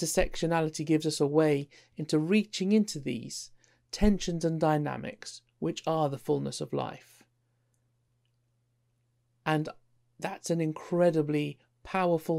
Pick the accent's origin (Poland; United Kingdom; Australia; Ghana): United Kingdom; London; also born or lived in Isle of Wight; I identify more as a Londoner, so I suppose that would make me more English Indian, although on the census form I was British Indian. I describe myself as working class. I love Lidl and Aldi, and I grew up in East London.